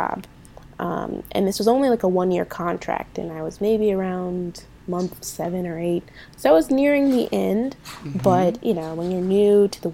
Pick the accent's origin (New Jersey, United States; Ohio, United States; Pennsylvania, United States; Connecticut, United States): Ohio, United States; moved away; I was from Ohio